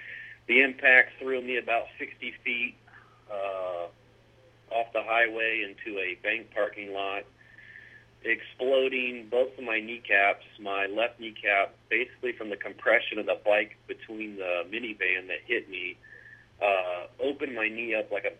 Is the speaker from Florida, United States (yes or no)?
yes; Mount Dora, Florida, United States; also born or lived in Eustis, Florida / San Francisco, California; I grew up in Mount Dora, Florida